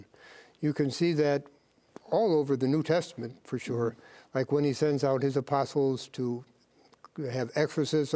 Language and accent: English; St. Louis, Missouri, United States; From St. Louis